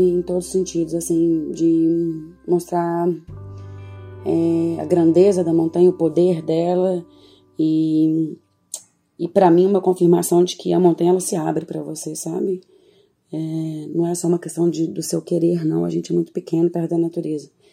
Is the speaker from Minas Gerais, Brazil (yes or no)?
yes; Lagoa Santa, Minas Gerais, Brazil; also born or lived in Belo Horizonte; Passei minha infância e adolescência em Lagoa Santa